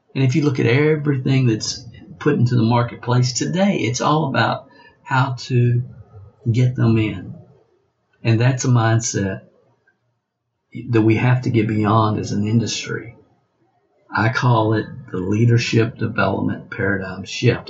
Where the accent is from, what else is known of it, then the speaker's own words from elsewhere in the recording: the South, United States; accent: Southern; I was born in in the South and have a Southern accent